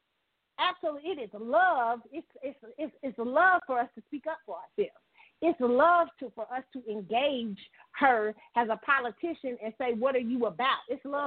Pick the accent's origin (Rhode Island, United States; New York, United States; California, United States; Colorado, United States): California, United States; Oakland; I went to Howard. I'm from Oakland.